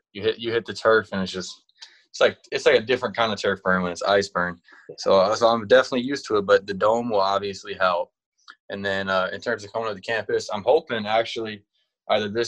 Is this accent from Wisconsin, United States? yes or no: yes; Wisconsin, United States; I'm from Wisconsin.